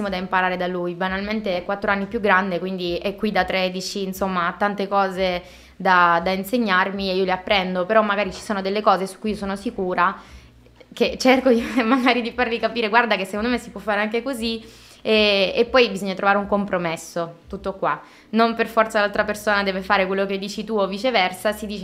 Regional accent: Caltagirone, Sicily, Italy; moved away as an adult; also born or lived in Rome / Bologna; now in Milan, Italy; sono di Caltagirone

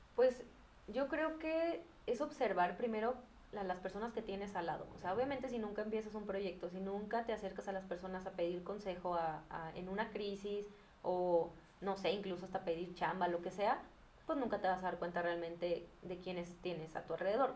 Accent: Guadalajara, Jalisco, Mexico; yo soy de Guadalajara y aquí es muy común

